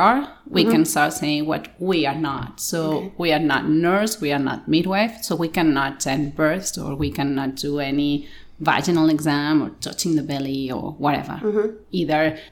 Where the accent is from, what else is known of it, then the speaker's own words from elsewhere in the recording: Barcelona, Catalonia, Spain; English is a second language; Here I'm Catalan, from Barcelona. I was born here.